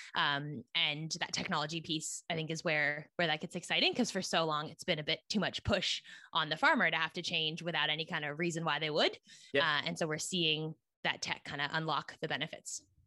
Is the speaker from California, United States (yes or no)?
yes; Silicon Valley, California, United States; moved away as an adult; also born or lived in East Coast of the US; I grew up in Silicon Valley, California, which is right near San Francisco